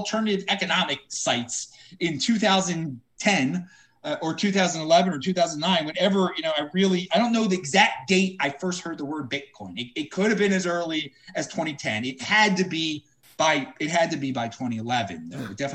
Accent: Baltimore, Maryland, United States; I was born and raised in Baltimore

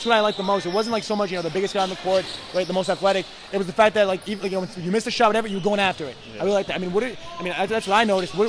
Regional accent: New York, United States; I'm from New York.

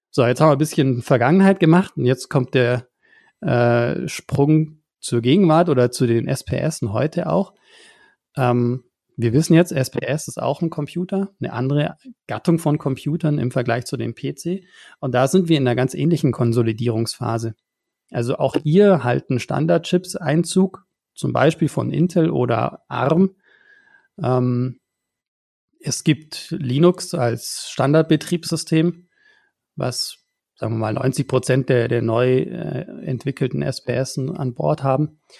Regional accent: Bavaria, Germany; Also ich, ich komme hier aus dem Allgäu, sehr, sehr weit weg von, von eurer Homebase.

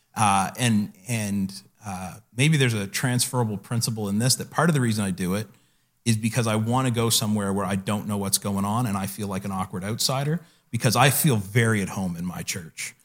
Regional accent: the Maritimes, Canada; I grew up in the Maritimes here

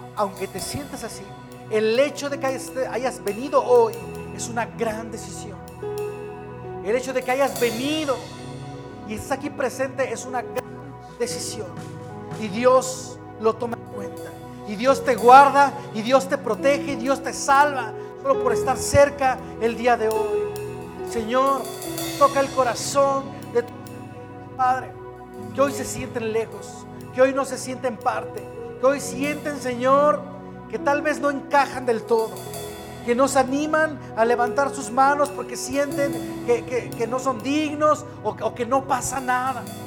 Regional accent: Querétaro, Mexico; Somos queretanos o mexicanos

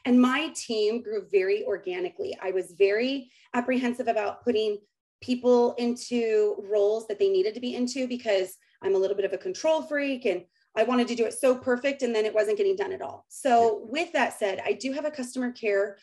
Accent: Southern California, United States; I am from Southern California.

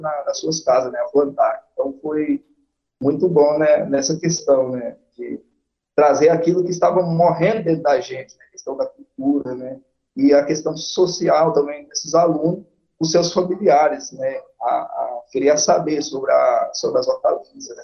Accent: interior of Bahia, Brazil; now in Goiás, Brazil; eu que sou né, do interior da Bahia, é, e, e, trabalhei muito a roça

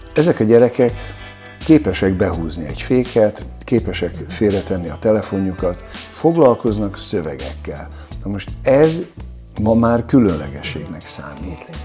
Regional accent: Budapest, Hungary; Én Csepelen nőttem föl

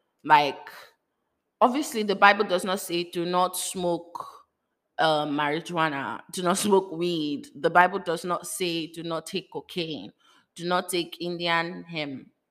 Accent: Lagos, Nigeria; You know, I'm coming from Lagos, Nigeria, where, you know, it's not like they don't do it, but like, you are hiding.

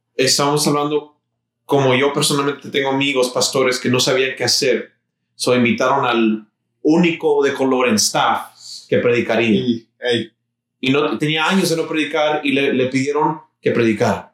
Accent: Mexico; now in Houston, United States; Yo soy mexicano

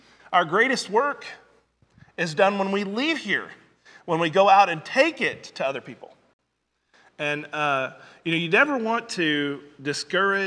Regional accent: Southwest Missouri, United States; I grew up in Southwest Missouri most of my life.

